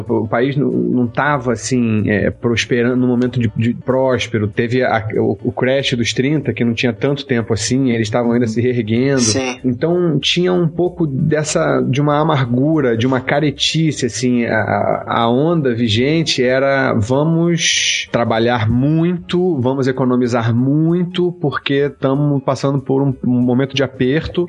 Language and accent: Portuguese; Petrópolis, Rio de Janeiro, Brazil; sou de Petrópolis, que é uma cidade pequena